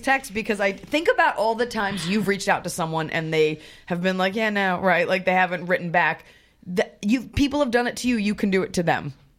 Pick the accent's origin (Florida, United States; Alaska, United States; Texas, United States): Texas, United States; Dallas; now in California, United States; I grew up in Dallas, Texas